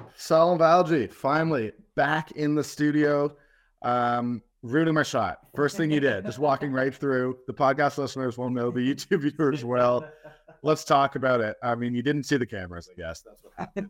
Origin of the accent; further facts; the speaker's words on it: Toronto, Ontario, Canada; I'm from Toronto